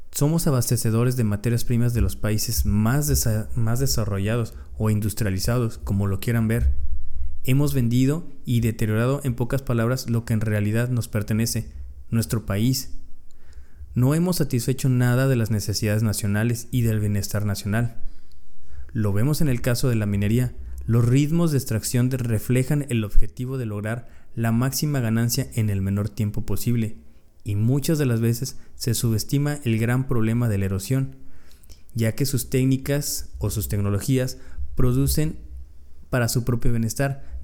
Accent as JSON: {"language": "Spanish", "country": "Mexico", "said": "Muchos como mexicanos estamos tomando poca conciencia"}